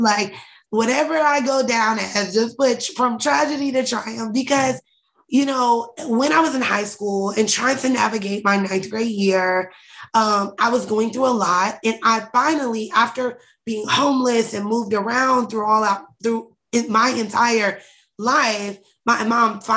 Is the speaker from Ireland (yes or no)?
no; Indianapolis, Indiana, United States; also born or lived in Atlanta; We were raised in Indianapolis, Indiana